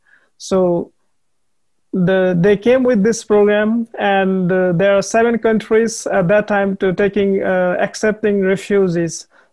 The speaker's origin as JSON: {"language": "English", "country": "Nepal", "tie": "born or raised there", "also_born_or_lived": "Bhutan"}